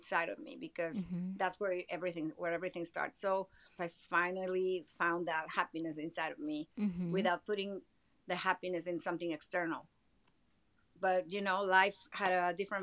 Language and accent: English; Mexico City, Mexico; moved away as an adult; also born or lived in Miami, United States; now in Los Angeles, United States; I'm Mexican. I was born and raised in Mexico City